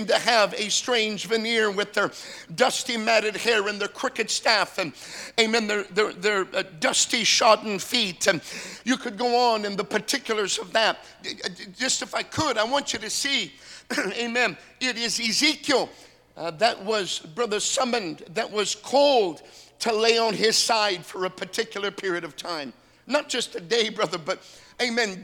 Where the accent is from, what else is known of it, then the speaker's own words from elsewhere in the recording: North Dakota, United States; I'm from North Dakota.